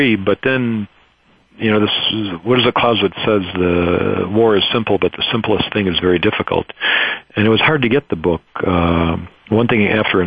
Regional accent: Detroit, Michigan, United States; Having grown up in Detroit

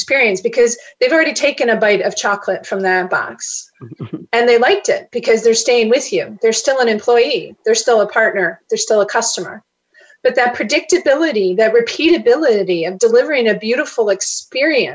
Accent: Chicago, Illinois, United States; grew up in Chicago

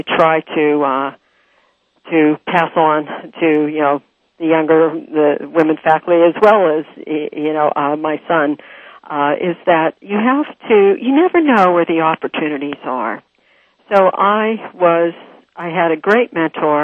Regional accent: Pittsburgh, Pennsylvania, United States; moved away; I'm from Pittsburgh originally

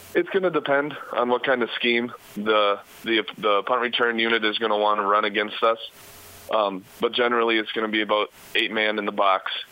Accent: Minnesota, United States; It's only about two and a half hours away from my my hometown in Minnesota

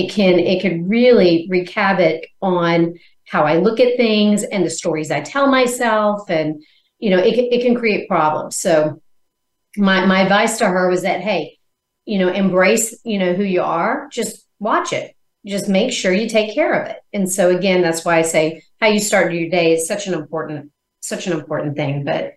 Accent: Missouri, United States; born there; So one is, I was born in Missouri. It's a show me state.

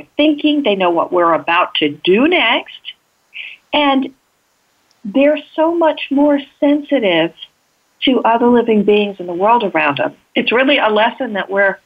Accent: Texas, United States; I grew up in Texas, and sometimes in the middle of nowhere in Texas

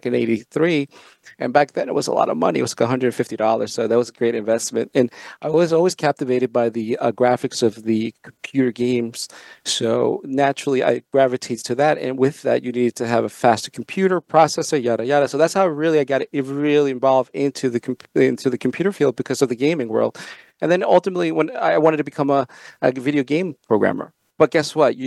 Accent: Long Beach, New York, United States; also born or lived in El Salvador; I came here to New York, and I lived in Long Beach, New York

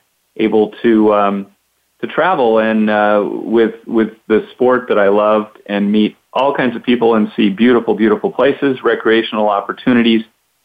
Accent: Grants Pass, Oregon, United States; I was born and raised in Grants Pass

